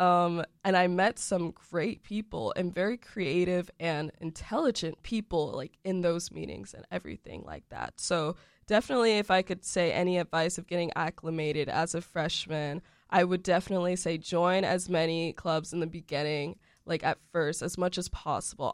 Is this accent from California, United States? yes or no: no; Windermere, Florida, United States; also born or lived in Orlando, Florida; I'm actually originally from Orlando, Florida, but more specifically, I grew up in Windermere